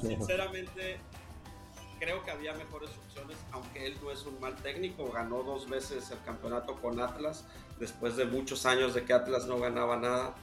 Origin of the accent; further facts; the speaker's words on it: Mexico; yo obviamente como mexicano